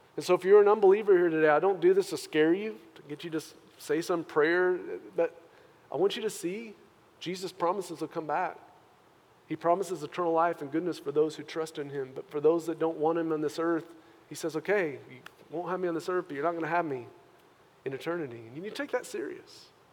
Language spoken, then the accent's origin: English; United States; us as Christian American believers